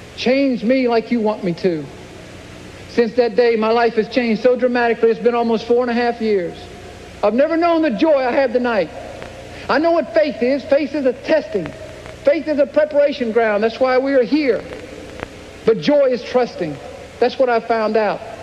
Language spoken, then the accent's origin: English; Clemson, South Carolina, United States; I grew up in Clemson, South Carolina